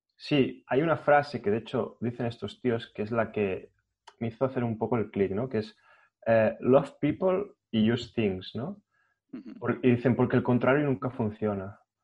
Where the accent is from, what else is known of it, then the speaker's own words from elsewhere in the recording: Catalonia, Spain; Como buen catalán que soy